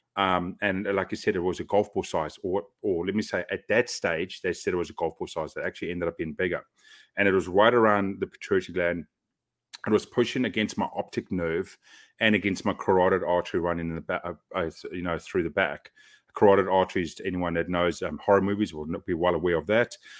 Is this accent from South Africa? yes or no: yes; South Africa; moved away as an adult; now in Auckland, New Zealand; growing up in South Africa